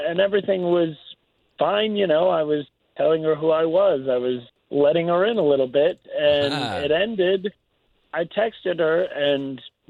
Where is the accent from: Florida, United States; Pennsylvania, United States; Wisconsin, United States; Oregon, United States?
Florida, United States; Longwood; I'm from Longwood.